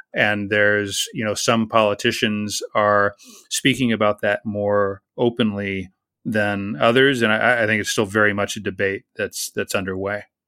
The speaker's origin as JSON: {"language": "English", "country": "United States"}